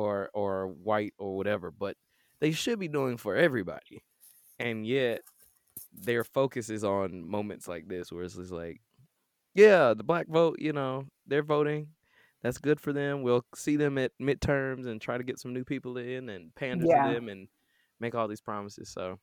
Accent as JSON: {"language": "English", "town": "Atlanta", "region": "Georgia", "country": "United States", "tie": "born or raised there", "said": "Like my birth certificate say the United States, and I was born at Georgia Baptist, which is now Atlanta Medical, which is now I'm pretty sure Emory or Wellstar. So I'm pretty American."}